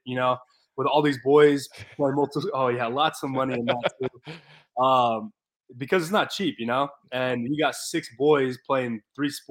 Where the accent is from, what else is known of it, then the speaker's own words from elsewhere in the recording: Gilbert, Arizona, United States; I grew up in Gilbert, Arizona